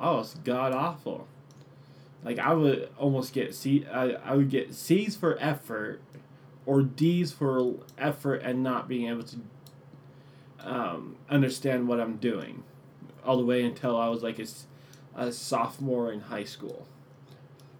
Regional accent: United States; first language English; I was born here in America. Therefore, my native language is English

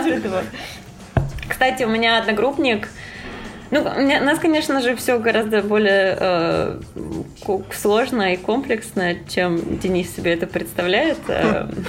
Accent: Krasnodar, Krasnodar Krai, Russia; moved away as an adult; now in New York, United States; я из Краснодара

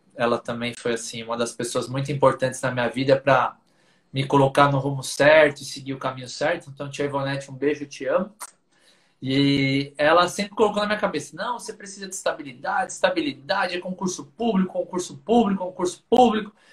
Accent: São Paulo, Brazil; sempre que possível falo da minha do meu orgulho de ser lá de Pirituba, que é um bairro da periferia aqui de São Paulo

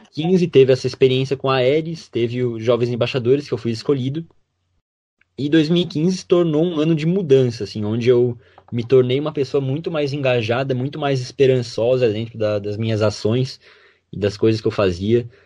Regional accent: Ipumirim, Santa Catarina, Brazil; eu sou de Pumirim e o cursinho era em Concórdia

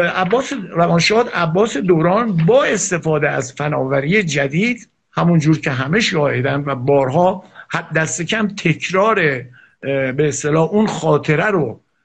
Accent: Iran; چون من ایرانیم

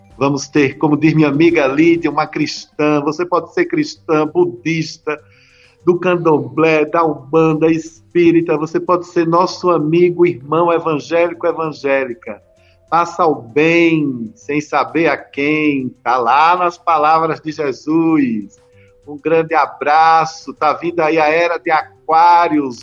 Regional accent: Bahia, Brazil; somos do mesmo estado

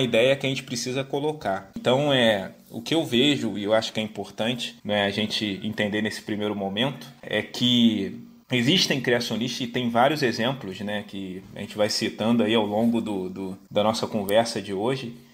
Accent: Rio de Janeiro, Brazil; E sou natural aqui do Rio, moro aqui no Rio

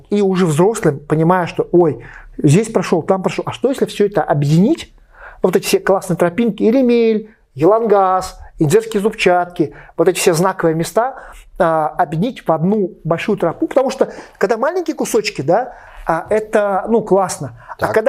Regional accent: Beloretsk, Bashkortostan, Russia; Я из Белорецка, дедушка жил в Терляне, и покосы были на Масеевой горе возле Ремеля, ну там относительно недалеко.

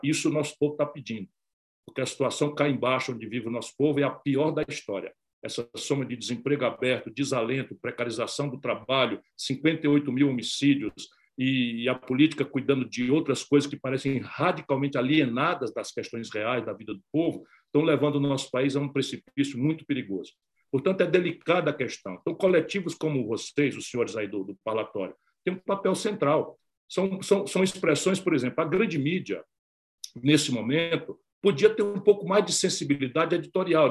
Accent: Brazil; como brasileiro e democrata

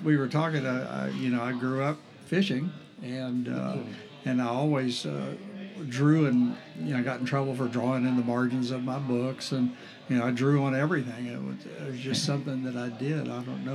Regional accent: St. Augustine, Florida, United States; growing up in St. Augustine was a totally different town at that point

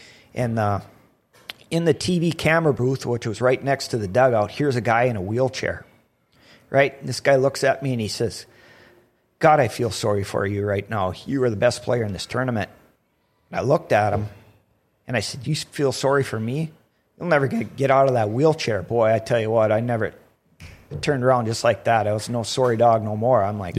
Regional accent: North Dakota, United States; Who cares if we lose? But, hey, we're from North Dakota. We're going to give these guys a little run.

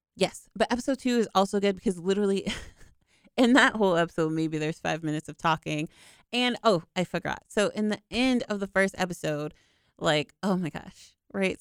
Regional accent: United States; I'm from America

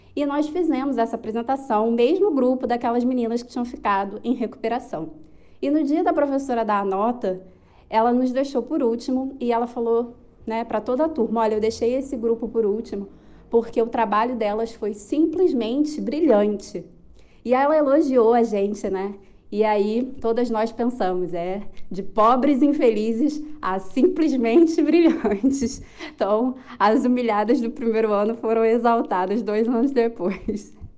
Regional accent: Rio de Janeiro, Brazil; now in Cape Verde; sou do Rio de Janeiro, morando em Cabo Verde, na África

